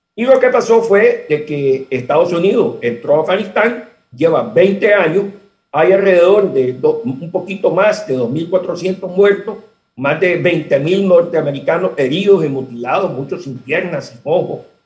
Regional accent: Nicaragua; moved away; yo soy exiliado nicaragüense y sigo siendo exiliado nicaragüense

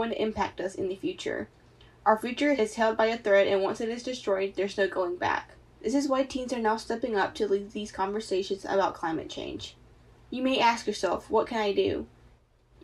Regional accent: Dover City, North Carolina, United States; I'm from Dover City

